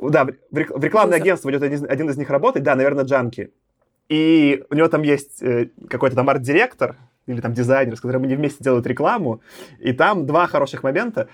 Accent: Belarus; now in Moscow, Russia; я сам из, Беларуси родился

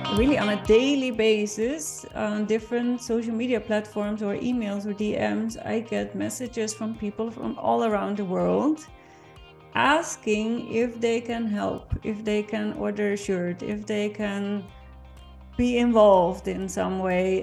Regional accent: Netherlands; English is a second language; now in Vienna, Austria; I'm born and raised in the Netherlands, and I'm currently living in Vienna

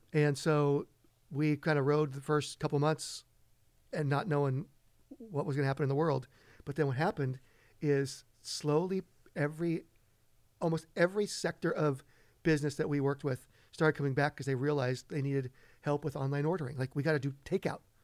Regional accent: Redondo Beach, California, United States; moved away as an adult; also born or lived in Los Angeles; now in East Hampton, United States; born and raised in Los Angeles. Grew up most of my life in Redondo Beach

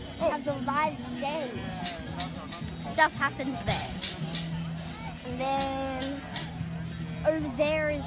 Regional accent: Australia; I am Australian.

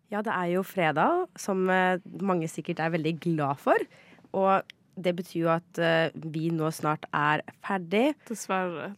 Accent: Ski, Akershus, Norway; jeg er jo en skiperson, for jeg er fra Ski

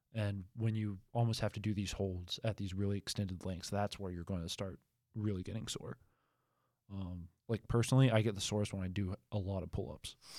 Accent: Albemarle, North Carolina, United States; moved away; I'm from Albemarle

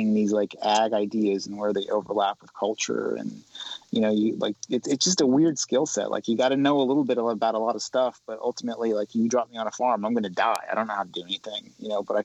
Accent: the South, United States; now in San Francisco, United States; I'm a Southerner

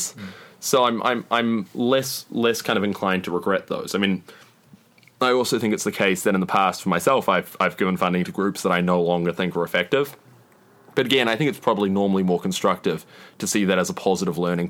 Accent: New Zealand; I'm from New Zealand

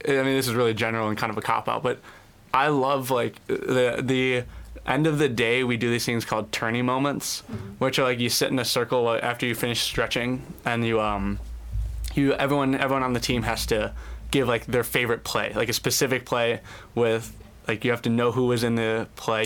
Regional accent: Cleveland, Ohio, United States; moved away as an adult; I'm originally from Cleveland

